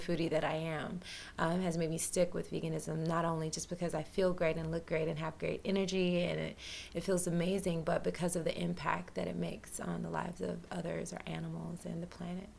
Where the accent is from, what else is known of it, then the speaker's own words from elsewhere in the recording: Humboldt, Tennessee, United States; moved away; I'm from Humboldt, Tennessee. I'm a Southern girl. I grew up in the country.